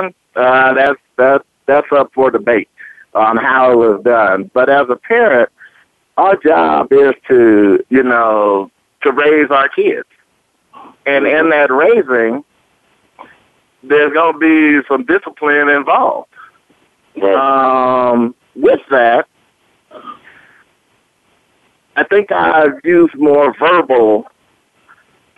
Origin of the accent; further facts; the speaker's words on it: Oakland, California, United States; moved away as an adult; also born or lived in Laramie, Wyoming; I was born and raised in Oakland, California